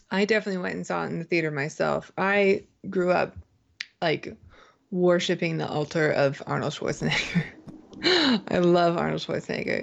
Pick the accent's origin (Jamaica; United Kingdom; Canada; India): Canada; now in United States; I grew up in Canada